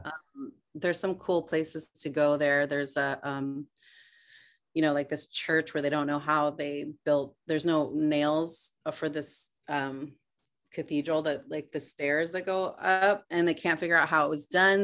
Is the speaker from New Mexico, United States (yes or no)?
yes; Albuquerque, New Mexico, United States; I'm actually from there